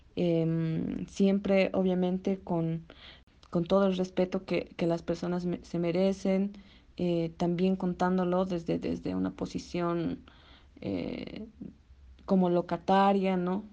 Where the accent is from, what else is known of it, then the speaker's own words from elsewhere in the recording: Bolivia; nuestra identidad como latinoamericanos o como bolivianos